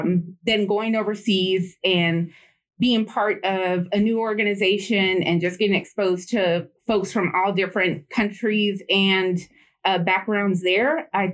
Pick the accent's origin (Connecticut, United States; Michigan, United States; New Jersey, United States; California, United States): California, United States; Bay Area of; moved away as an adult; I was raised there in the Bay Area of California